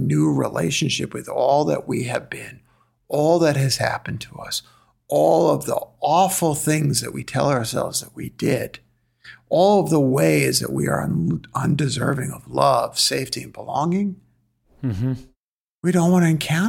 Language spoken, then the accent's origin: English; New York City, New York, United States; I'm from Flatbush, Brooklyn